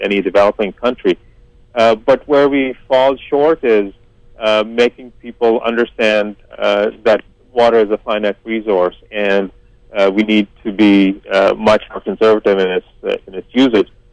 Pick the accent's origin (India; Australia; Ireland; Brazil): India; now in Canada; I come from India, and I do know that we have water issues even in a city like Mumbai.